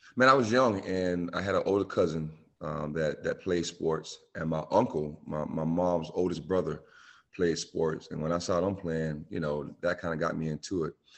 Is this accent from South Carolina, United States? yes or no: yes; Bamberg, South Carolina, United States; moved away; also born or lived in Myrtle Beach / Clemson; my hometown, Bamberg